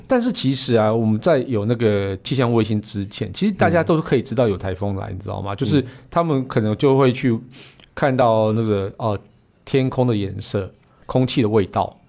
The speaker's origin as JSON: {"language": "Chinese", "town": "Puli", "region": "Nantou County", "country": "Taiwan", "tie": "born or raised there", "also_born_or_lived": "Taichung", "moved": "yes", "said": "我那个出生地是在普里啊"}